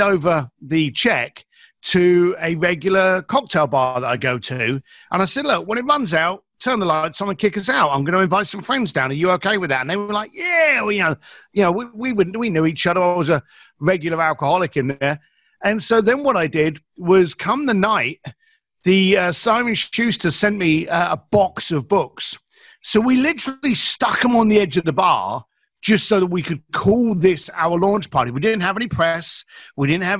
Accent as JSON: {"language": "English", "region": "London", "country": "United Kingdom", "said": "I'm an East London boy"}